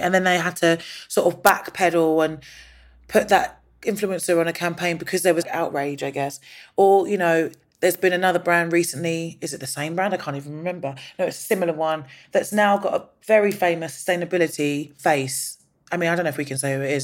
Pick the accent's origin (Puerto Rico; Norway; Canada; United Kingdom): United Kingdom; London; I was born in London, but my mum's Indian and my dad's Nigerian and my stepdad is Jamaican.